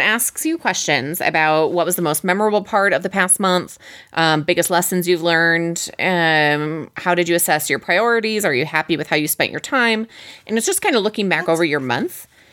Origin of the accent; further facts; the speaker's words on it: Midwest, United States; we're from the Midwest